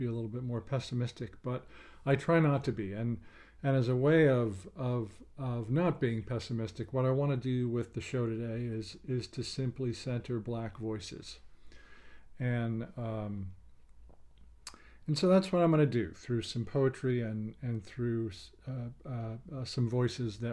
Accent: New Jersey, United States; moved away; I'm originally from New Jersey

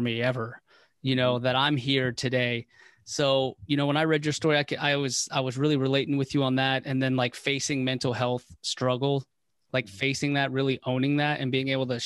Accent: Waldorf, Maryland, United States; I grew up in Waldorf, Maryland.

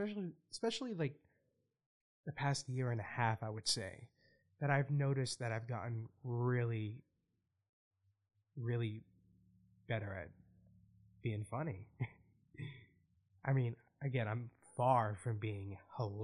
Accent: Boston, Massachusetts, United States; my hometown

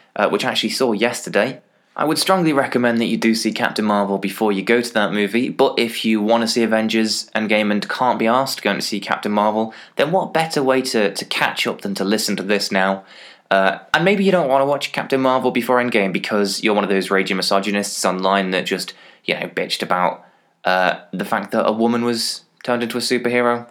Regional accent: England, United Kingdom; As an English person

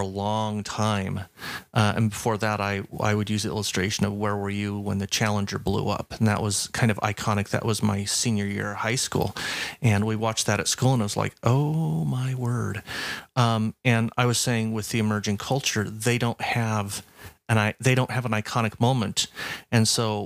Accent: United States; we as Americans

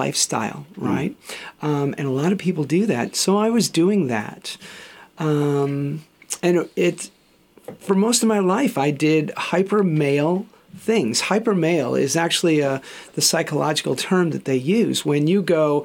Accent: Chicago, Illinois, United States; moved away as an adult; now in Australia; I grew up in Chicago, and I'd come over here to Australia

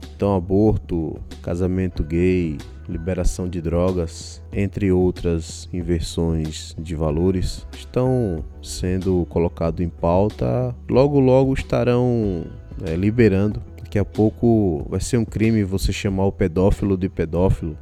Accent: Brazil; sou brasileiro também

